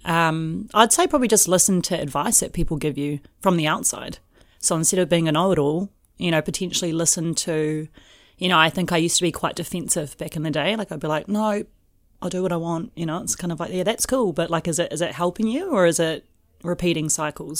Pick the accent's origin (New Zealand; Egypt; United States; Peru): New Zealand; Lower Hutt, Wellington; moved away as an adult; also born or lived in Auckland; I grew up in an area called Stokes Valley.